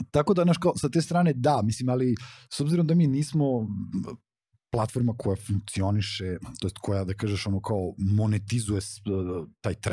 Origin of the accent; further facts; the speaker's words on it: Belgrade, Serbia; ja sam odrastao u blokovima na Novom Beogradu